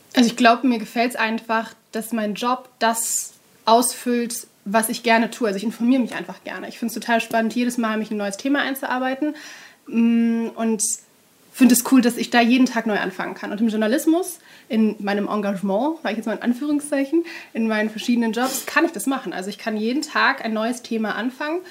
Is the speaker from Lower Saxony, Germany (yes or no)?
no; Duisburg, North Rhine-Westphalia, Germany; now in Cologne, Germany; ich bin in Duisburg aufgewachsen